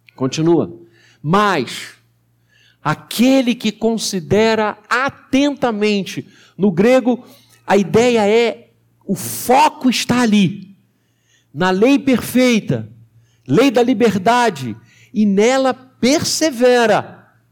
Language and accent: Portuguese; Rio de Janeiro, Brazil; moved away; na Igreja do Rio, de onde eu sou originário